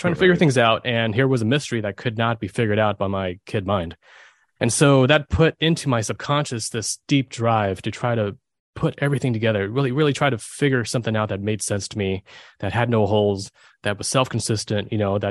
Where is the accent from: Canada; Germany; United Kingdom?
Germany; I was born in Germany